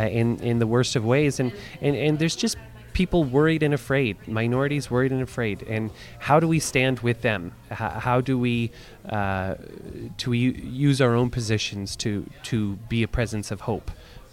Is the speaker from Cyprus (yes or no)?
no; Canada; I am in such a place of safety within my role of privilege as a Canadian, as a white male